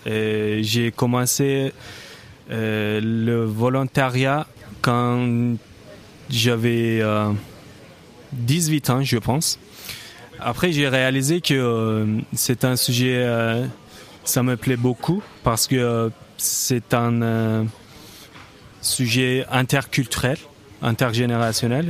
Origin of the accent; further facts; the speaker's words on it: Turkey; moved away; je viens de la Turquie, donc c'était hors d'Europe